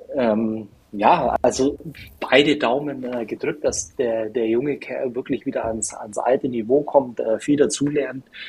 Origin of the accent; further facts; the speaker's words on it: Germany; als Deutscher